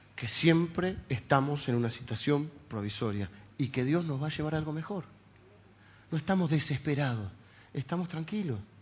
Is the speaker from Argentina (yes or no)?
yes; Argentina; los argentinos estamos acostumbrados a las cosas provisorias para siempre